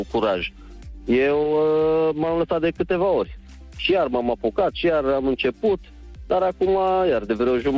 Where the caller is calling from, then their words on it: Cluj, Cluj County, Romania; Da, Lucian, sunt din Cluj.